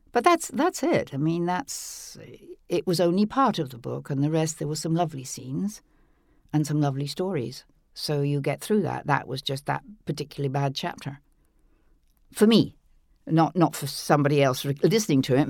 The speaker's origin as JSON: {"language": "English", "region": "England", "country": "United Kingdom", "tie": "born or raised there", "said": "growing up in England"}